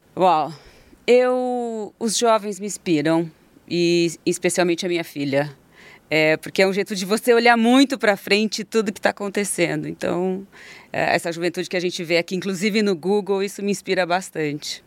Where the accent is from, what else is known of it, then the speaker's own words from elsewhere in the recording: Votuporanga, São Paulo, Brazil; accent: caipira; uma família do interior, porque eu sou caipira